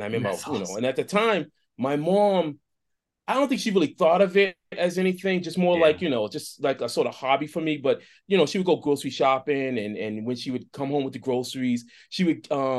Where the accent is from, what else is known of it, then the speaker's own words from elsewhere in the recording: Boston, Massachusetts, United States; I grew up in Boston.